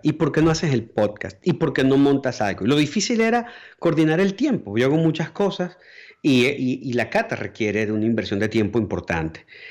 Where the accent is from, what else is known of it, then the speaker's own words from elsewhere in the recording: Venezuela; moved away as an adult; yo puedo hablar como venezolano para todos los otros países o puedo hablar como venezolano para los venezolanos